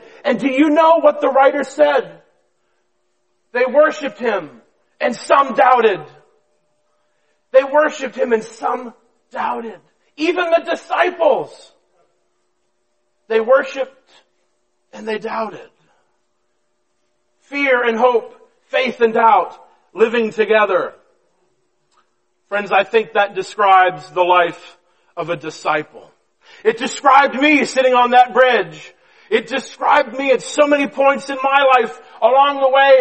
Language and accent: English; coast of Maine, United States; moved away as an adult; also born or lived in Madison, New Jersey; I was born and raised on the coast of Maine